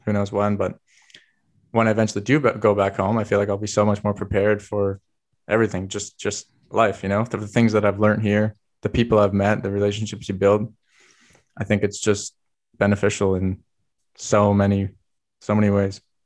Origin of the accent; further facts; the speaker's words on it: Vancouver Island, British Columbia, Canada; moved away as an adult; now in Germany; I come from Vancouver Island